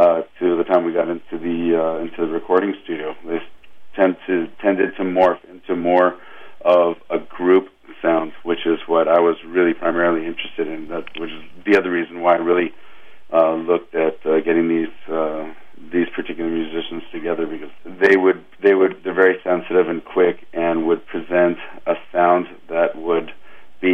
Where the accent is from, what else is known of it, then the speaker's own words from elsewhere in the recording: Los Angeles, California, United States; I grew up in Los Angeles